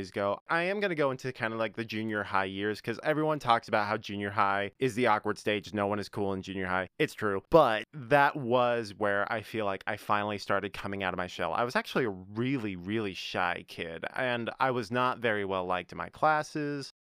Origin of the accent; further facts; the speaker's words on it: North Carolina, United States; born there; Yes, I was born in North Carolina. I was not born in Utah.